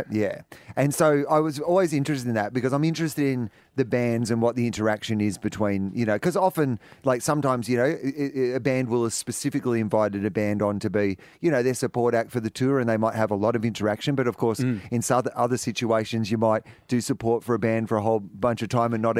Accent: Geelong, Victoria, Australia; When I, when I was growing up in Geelong, that I'd ever make it

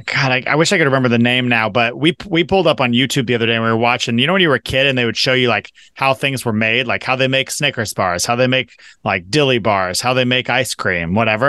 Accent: Shoreline, Washington, United States; Growing up in Shoreline, there's an Arby's on the corner of 205th and Aurora

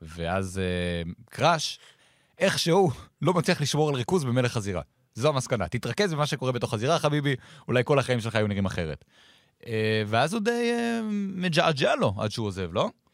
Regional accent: Israel

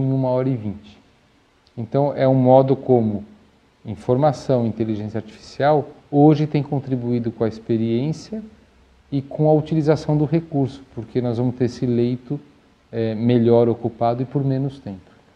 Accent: Brazil

